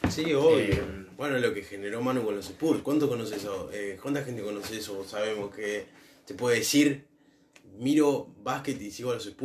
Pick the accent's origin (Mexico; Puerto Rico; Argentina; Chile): Argentina; Nosotros porque somos argentinos